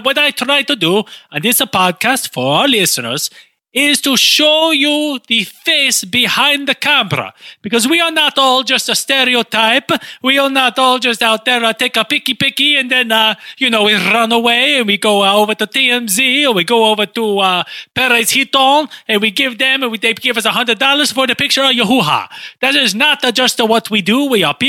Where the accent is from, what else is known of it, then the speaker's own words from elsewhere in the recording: Italy; I'm from Italy. What to make you think? What about me and my physical appearance makes you think I am not from Italy?